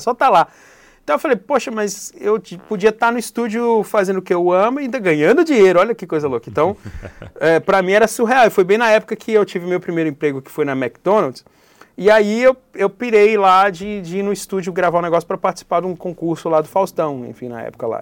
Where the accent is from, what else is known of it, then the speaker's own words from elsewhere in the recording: Brasília, Federal District, Brazil; also born or lived in São Paulo; now in Florianópolis, Brazil; Sou da Ceilândia